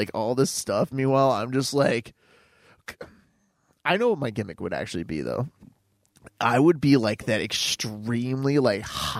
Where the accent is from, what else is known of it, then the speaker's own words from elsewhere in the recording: Buffalo, New York, United States; yes, I'm from Buffalo!